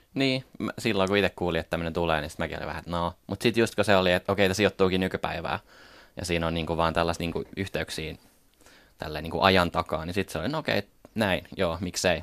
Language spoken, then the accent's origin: Finnish; Paimio, Southwest Finland, Finland; internet oli meillä Paimiossa aika uusi juttu